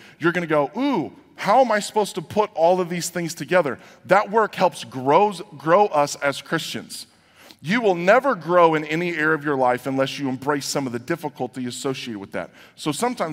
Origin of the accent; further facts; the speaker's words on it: United States; So here in America